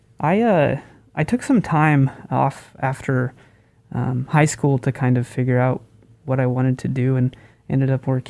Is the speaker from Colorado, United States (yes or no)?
yes; Durango, Colorado, United States; my hometown of Durango